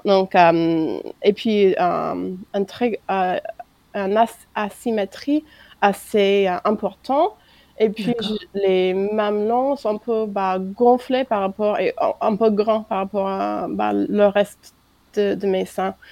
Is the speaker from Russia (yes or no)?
no; United States; French is a second language; moved away as an adult; now in France; Je suis américaine d'origine et ça fait un peu plus que 4 ans que je suis en France, mariée avec un Français